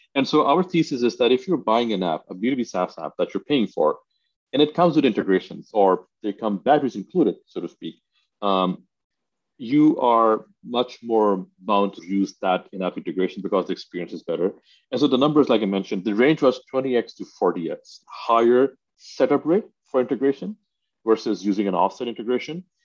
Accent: Pakistan; I grew up in Pakistan

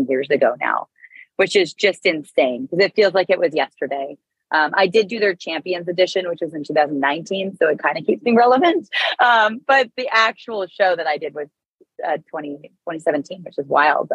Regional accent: Canada; moved away as an adult; I'm Canadian

